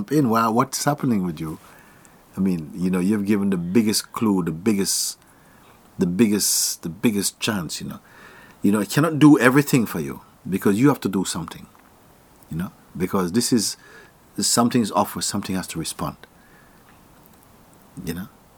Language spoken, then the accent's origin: English; Jamaica; I was born in Jamaica